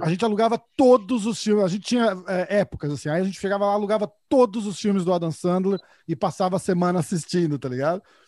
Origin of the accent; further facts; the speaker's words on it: São Paulo, Brazil; accent: paulista; Eu sou de São Paulo